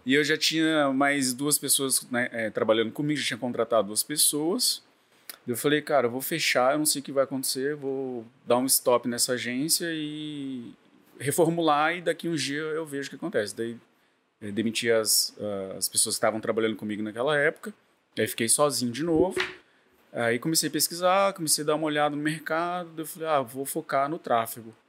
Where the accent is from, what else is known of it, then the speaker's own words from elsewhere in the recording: Campo Grande, Mato Grosso do Sul, Brazil; moved away as an adult; also born or lived in Rio de Janeiro; now in Campos dos Goytacazes, Brazil; eu sou do, de Campo Grande, Mato Grosso do Sul